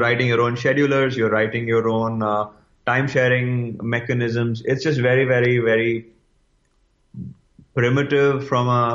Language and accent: English; India; growing up as an Indian